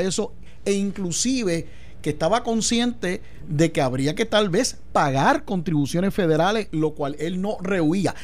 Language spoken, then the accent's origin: Spanish; Puerto Rico